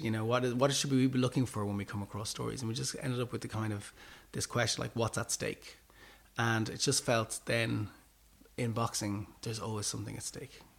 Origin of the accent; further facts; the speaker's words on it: Ireland; as Irish people